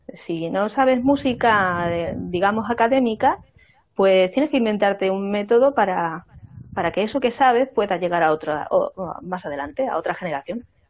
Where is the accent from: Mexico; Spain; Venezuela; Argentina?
Spain; Extremadura; now in Zamora, Spain; Yo vengo de otra región, y soy extremeña